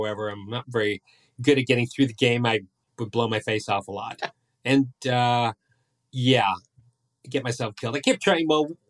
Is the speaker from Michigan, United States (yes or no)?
yes; Michigan, United States; growing up in Michigan like I did.